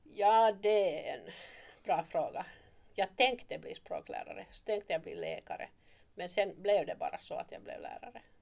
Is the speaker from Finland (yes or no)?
yes; Turku, Southwest Finland, Finland; moved away as an adult; also born or lived in Oravais / East Africa; now in Malax, Finland; ursprungligen är jag hemma från Åbo. Och där föddes jag och blev uppvuxen